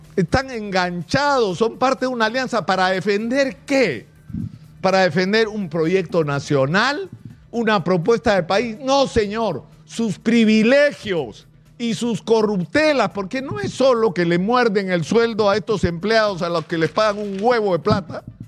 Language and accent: Spanish; Peru; como cualquier peruano, como cualquier peruano promedio